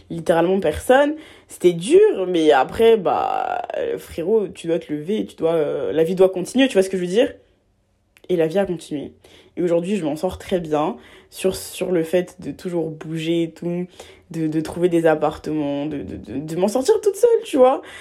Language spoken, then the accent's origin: French; Abidjan, Côte d’Ivoire; now in France; j'ai, hum, je viens de, j'ai vécu toute ma vie en Côte d'Ivoire. Euh, je viens d'Abidjan et tout. Et bah, je suis arrivée seule en France et tout ça.